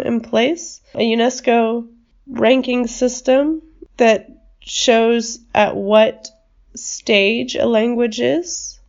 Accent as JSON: {"language": "English", "country": "United States"}